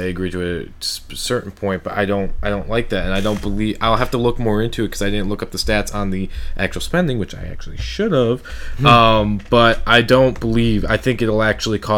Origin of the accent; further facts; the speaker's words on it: United States; as an American